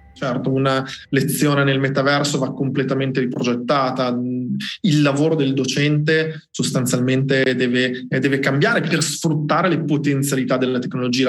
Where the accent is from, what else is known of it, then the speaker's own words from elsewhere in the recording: Colle di Val d'Elsa, Tuscany, Italy; vengo da Cole Valdezia in provincia di Siena